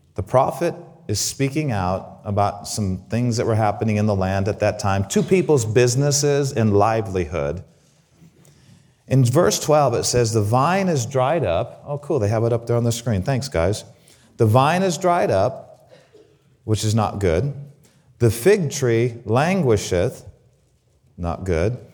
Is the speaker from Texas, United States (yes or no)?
no; Grand Junction, Colorado, United States; also born or lived in Waukegan, Illinois / Southern California; my mom, by the unconscious leading of the Holy Spirit, decided to move to Grand Junction, Colorado